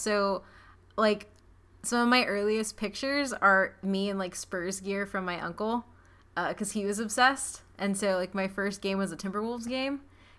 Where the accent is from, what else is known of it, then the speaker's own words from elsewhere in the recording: San Antonio, Texas, United States; I grew up in San Antonio